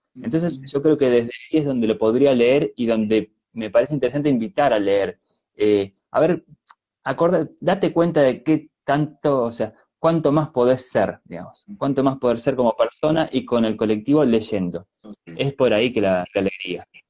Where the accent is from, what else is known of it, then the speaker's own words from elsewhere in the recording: Argentina; also born or lived in Chile; now in Montevideo, Uruguay; yo nací en Argentina, pero vivo en Uruguay desde hace mucho tiempo